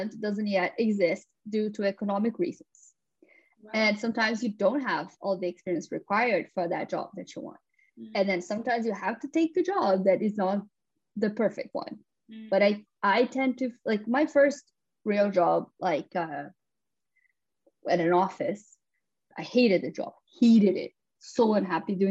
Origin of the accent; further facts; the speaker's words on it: São Paulo, Brazil; now in London, United Kingdom; I grew up in Sao Paulo and then I moved to London